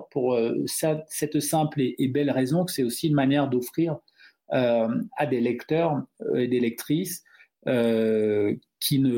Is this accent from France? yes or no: no; Cameroon; first language Duala; French is a second language; Donc le douala, c'est ma langue maternelle.